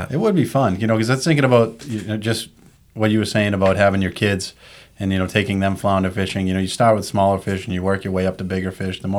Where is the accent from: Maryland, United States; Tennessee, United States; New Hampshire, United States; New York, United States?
New Hampshire, United States; Seacoast area; moved away as an adult; now in Cape Ann, United States; I'm originally from Southern New Hampshire.